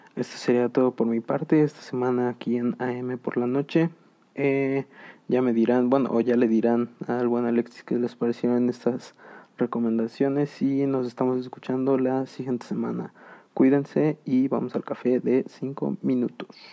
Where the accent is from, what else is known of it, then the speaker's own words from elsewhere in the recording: Mexico; mi propio país